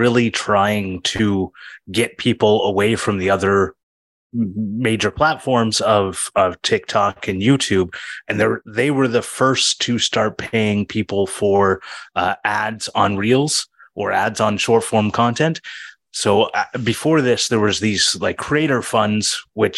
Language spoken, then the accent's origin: English; Canada; I'm from Canada